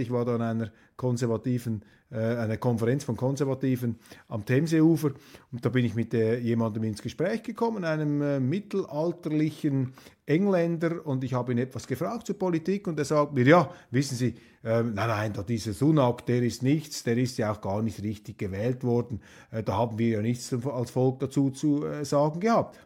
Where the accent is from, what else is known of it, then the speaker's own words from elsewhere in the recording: Switzerland; als Schweizer